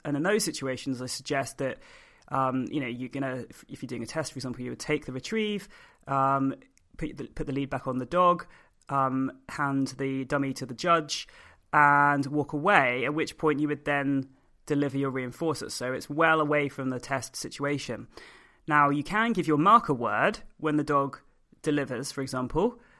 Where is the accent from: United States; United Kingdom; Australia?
United Kingdom; I'm a British force-free gun dog trainer.